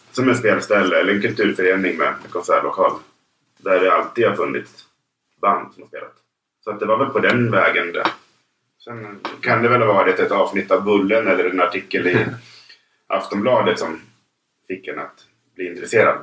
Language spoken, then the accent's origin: Swedish; Järbo, Gävleborg County, Sweden; uppvuxen utanför Sandviken